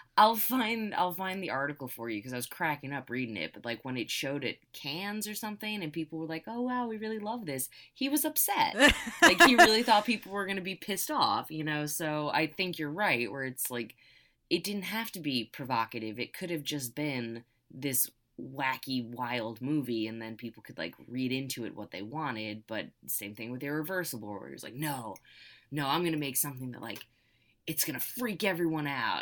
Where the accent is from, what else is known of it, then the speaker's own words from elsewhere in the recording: United States; also born or lived in California; as an American